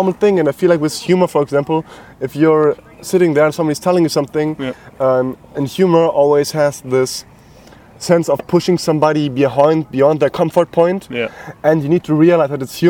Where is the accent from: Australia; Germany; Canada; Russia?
Germany; I was born in Germany. My father was not Czech, but also not German. My mother's from Poland, but she was like not German, but not Polish either.